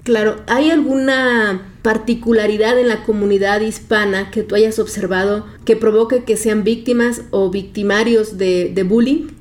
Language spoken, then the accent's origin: Spanish; Guerrero, Mexico; mi papá en ese tiempo era un político y pues conocido ahí en mi pueblo, en el estado de Guerrero